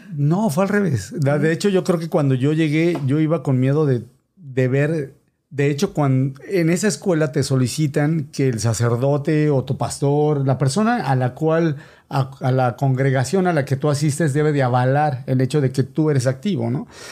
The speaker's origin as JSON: {"language": "Spanish", "region": "State of Mexico", "country": "Mexico", "tie": "born or raised there", "moved": "as an adult", "lives_now": "United States", "said": "soy originario del Estado de México. Para los que no saben mucho de geografía, finalmente chilango."}